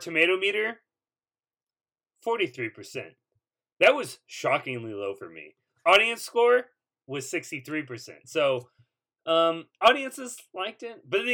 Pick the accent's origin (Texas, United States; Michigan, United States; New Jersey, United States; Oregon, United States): Texas, United States; Houston; I was born and raised in Houston